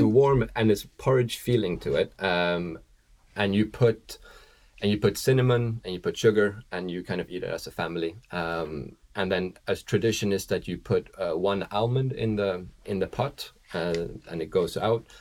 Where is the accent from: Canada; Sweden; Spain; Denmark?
Sweden; now in New York, United States; I'm from Sweden.